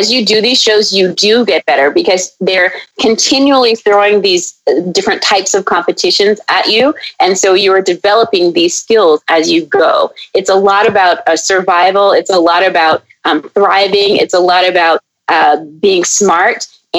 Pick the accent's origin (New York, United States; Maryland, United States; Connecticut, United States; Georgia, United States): Maryland, United States; she's from Maryland and I grew up some time in Maryland.